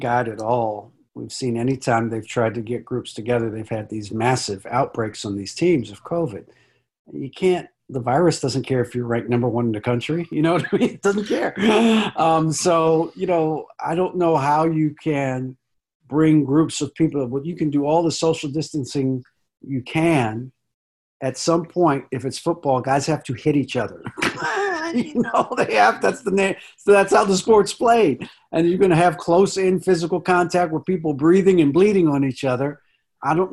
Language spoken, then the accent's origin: English; Washington, District of Columbia, United States; I grew up in Northeast DC